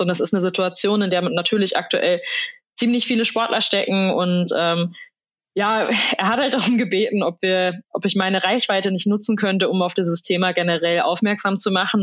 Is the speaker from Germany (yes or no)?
yes; Soest, North Rhine-Westphalia, Germany; meiner Heimatstadt Soest